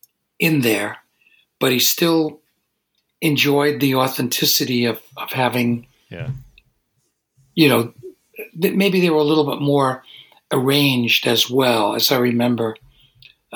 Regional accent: New York City, New York, United States; moved away as an adult; also born or lived in Manhattan; now in Woodstock, United States; I grew up in Brooklyn and I lived in Manhattan

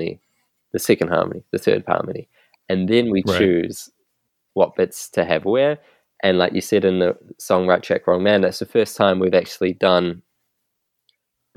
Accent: New Zealand; moved away as an adult; now in London, United Kingdom; we're all from New Zealand. We all met in New Zealand

